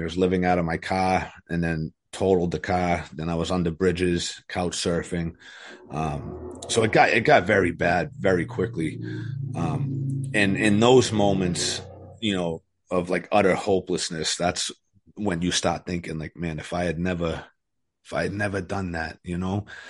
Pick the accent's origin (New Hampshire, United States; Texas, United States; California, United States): New Hampshire, United States; also born or lived in Methuen, Massachusetts; I was born in Methuen, Massachusetts. Uh, we lived there till I was about eight. And then we moved to New Hampshire